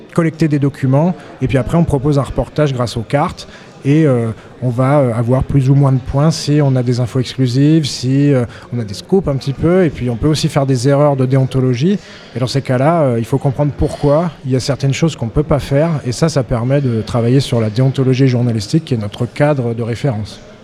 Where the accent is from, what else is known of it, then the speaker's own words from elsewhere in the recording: Auvergne-Rhône-Alpes, France; je viens d'Auvergne